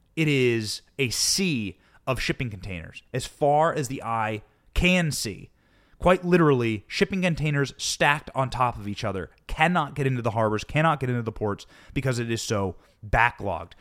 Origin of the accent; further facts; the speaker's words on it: Iowa, United States; growing up in Iowa